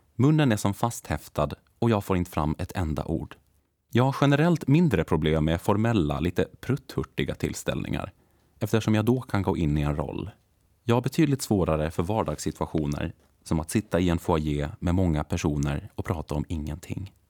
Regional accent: Lumparland, Åland Islands; moved away as an adult; also born or lived in Hannover, Germany; now in Stockholm, Sweden; född och uppvuxen i Lumpaland

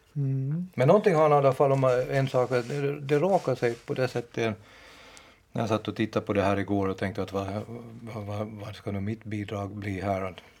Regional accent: Finland; jag är själv från från Finland och inte från Jakobstad

